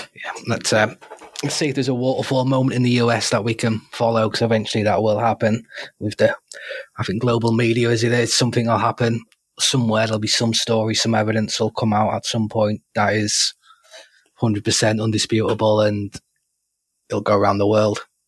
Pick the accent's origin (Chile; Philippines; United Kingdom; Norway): United Kingdom; part of being British